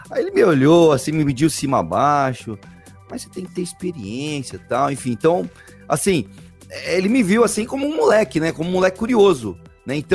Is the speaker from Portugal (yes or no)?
no; São Paulo, Brazil; eu sou de São Paulo, mas moro muito tempo aqui no litoral.